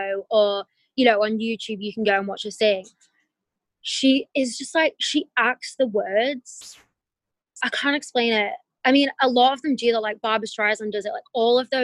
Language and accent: English; England, United Kingdom; now in United States; where I'm from and my family's from there